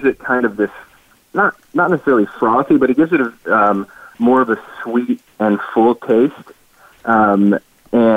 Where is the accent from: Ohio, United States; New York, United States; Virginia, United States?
Ohio, United States; Cleveland; moved away as an adult; now in Charlotte, United States; born and raised in Cleveland, Ohio